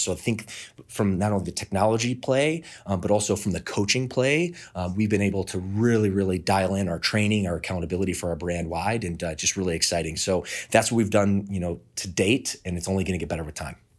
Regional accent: Midwest, United States; moved away as an adult; now in Southern California, United States; I'm from the Midwest, uh, moved out to Southern California in two thousand four

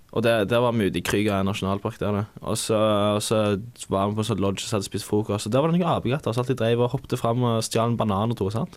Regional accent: Rogaland, Norway; som du nok hører, så er jeg fra Rogaland.

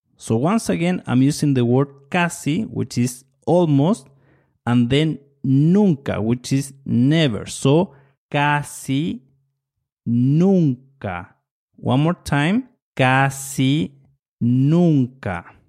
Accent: Chile; Soy de Chile, I'm from Chile

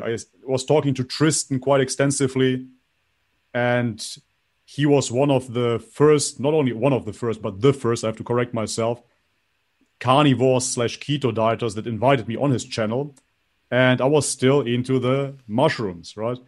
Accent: North Macedonia; I was baptized in Macedonia, Orthodox from birth, basically

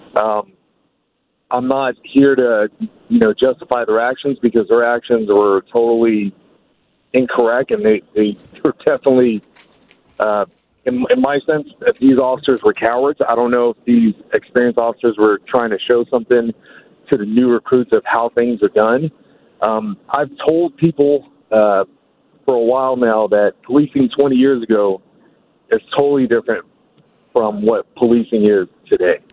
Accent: Daly City, California, United States; I grew up in the Bay Area. I, I've listened to the Dog Show. I grew up in Daly City

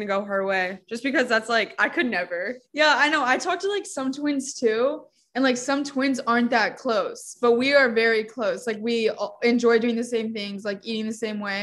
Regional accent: Arizona, United States; moved away as an adult; now in California, United States; we grew up in Arizona

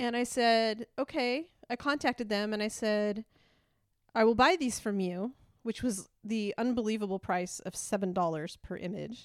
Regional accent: Idaho, United States; first language English; I'm from Idaho

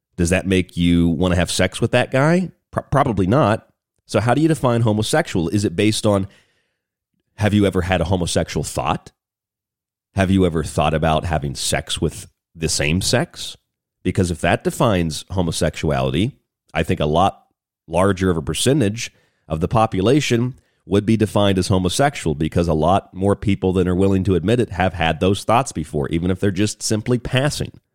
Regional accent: Florida, United States; now in Arizona, United States; I grew up in Florida

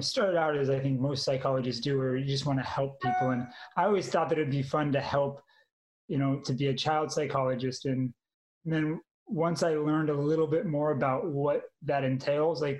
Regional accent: Manhattan Beach, California, United States; moved away as an adult; also born or lived in Utah / Iowa; now in Texas, United States; I'm originally from Manhattan Beach, California, so small little beach town

